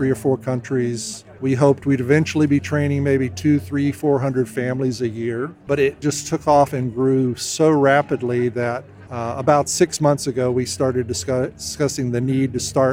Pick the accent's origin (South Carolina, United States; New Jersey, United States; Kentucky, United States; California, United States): South Carolina, United States; also born or lived in West Africa; now in Chattanooga, United States; I'm originally from South Carolina, grew up there, but live in Chattanooga, Tennessee now